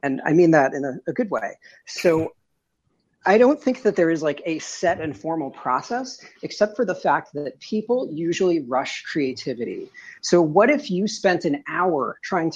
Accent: suburbs of New York City, United States; now in Midwest, United States; I'm in the Midwest now, but I'm originally from New York, in the suburbs of New York City

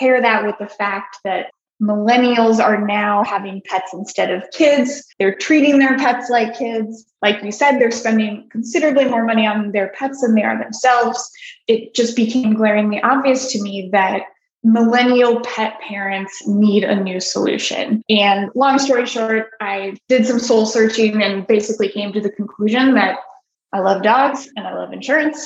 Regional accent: Colorado, United States; I grew up in Colorado, surrounded by dogs

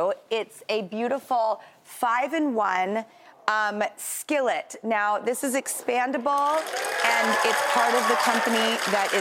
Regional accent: Los Angeles, California, United States; moved away; my hometown of Los Angeles

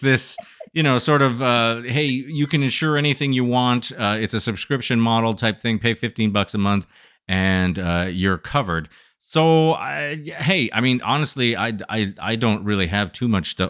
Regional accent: Adirondack Mountains, New York, United States; I grew up in the foothills of the adirondack mountains

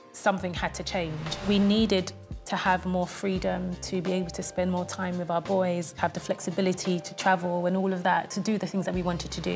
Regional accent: London, United Kingdom; I was born in Hackney, East London, in a deprived council estate, not the gentrified Hackney of today

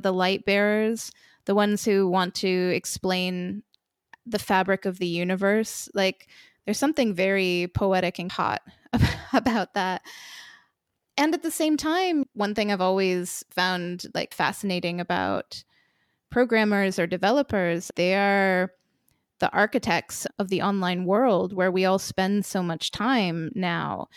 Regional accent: Vermont, United States; also born or lived in United Kingdom / Poland; now in Lithuania; I grew up in the United States, in a wacky little state called Vermont, and I left home pretty early, to start traveling and never stopped

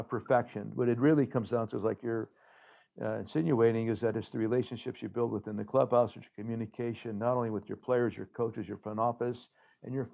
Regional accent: Hazleton, Pennsylvania, United States; now in Chicago, United States; Back in Hazleton, we have our own building, the Hazleton Community Center.

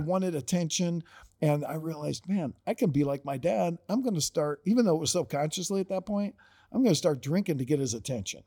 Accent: Perrysburg, Ohio, United States; I grew up in Perrysburg, Ohio

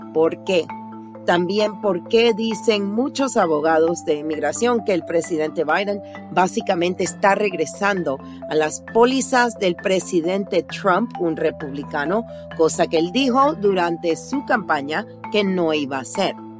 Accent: Panama; now in United States; yo soy originalmente de Panamá

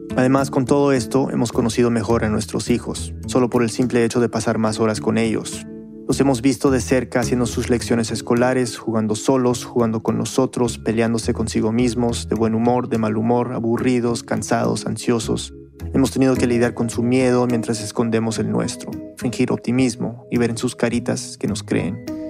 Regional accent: Uruguay; now in United States; uruguaya, y escucho Radio Ambulante desde Estados Unidos

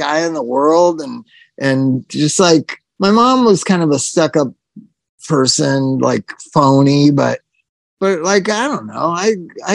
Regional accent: Palm Springs, California, United States; growing up in Palm Springs

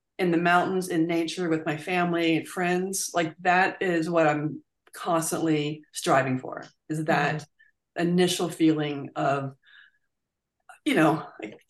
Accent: Virginia, United States; I grew up in Virginia

